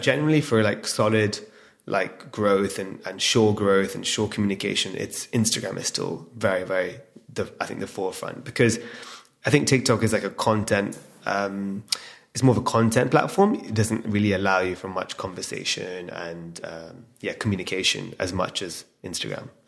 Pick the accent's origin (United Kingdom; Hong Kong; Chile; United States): United Kingdom; England; now in London, United Kingdom; we're born and raised in England, Londoners now.